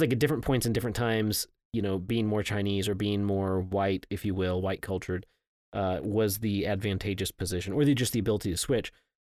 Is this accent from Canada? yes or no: no; Scotland, United Kingdom; now in Houston, United States; I grew up in Scotland.